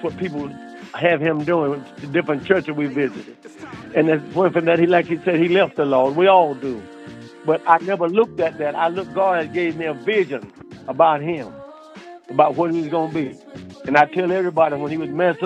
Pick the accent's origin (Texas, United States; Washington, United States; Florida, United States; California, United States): Florida, United States; now in Delaware, United States; I grew up in Florida. And I left Florida and came to Delaware